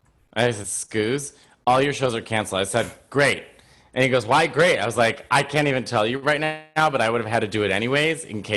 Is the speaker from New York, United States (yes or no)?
yes; New York City, New York, United States; I'm a New Yorker.